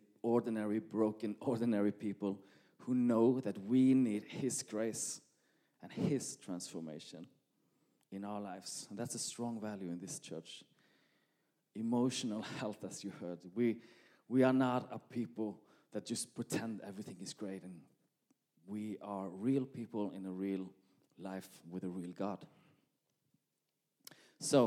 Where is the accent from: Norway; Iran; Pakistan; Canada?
Norway; English is a second language; moved away as an adult; now in Malmö, Sweden; English is not my first language, but you will probably understand me anyway. I'm Norwegian